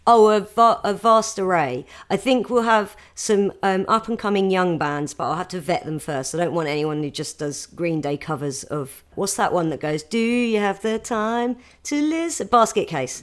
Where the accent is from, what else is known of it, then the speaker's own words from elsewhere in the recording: a village near Gatwick, South East England, United Kingdom; I grew up in a village near Gatwick